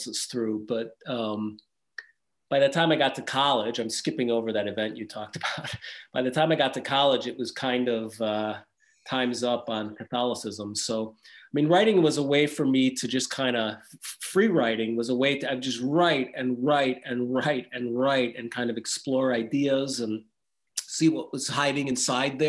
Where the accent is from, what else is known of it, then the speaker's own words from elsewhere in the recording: Wisconsin, United States; moved away as an adult; now in Austria; I was raised in Wisconsin, in the Midwest in America